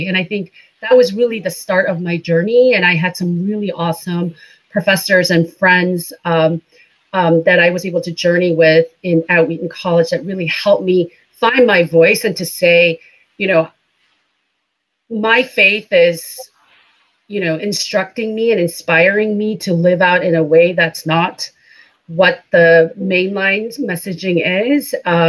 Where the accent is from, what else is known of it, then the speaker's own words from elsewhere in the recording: India; moved away as an adult; now in United States; So I am MK, a missionary kid. I grew up in India for the most part, and then came to the United States to go to college.